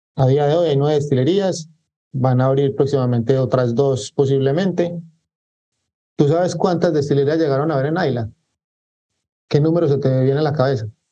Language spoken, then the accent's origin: Spanish; Medellín, Antioquia, Colombia; now in Barranquilla, Colombia; yo soy de Medellín, Colombia, pero actualmente vivo en Barranquilla, Colombia.